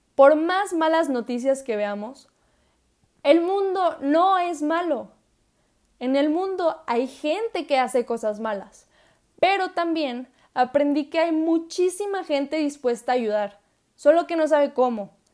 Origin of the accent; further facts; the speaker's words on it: Saltillo, Coahuila, Mexico; soy orgullosamente mexicana, nacida en mi bello Saltillo, Coahuila.